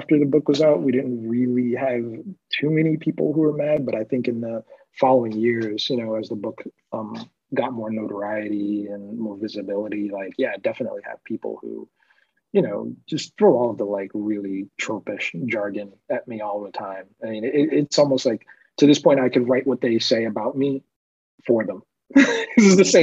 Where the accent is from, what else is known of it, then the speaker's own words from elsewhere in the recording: New York, United States; growing up in New York